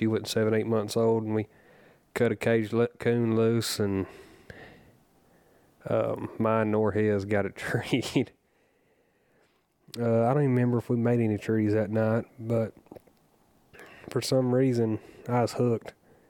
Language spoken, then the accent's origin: English; Jasper, Alabama, United States; I lived in Haleyville, Alabama at the time. I grew up in Jasper.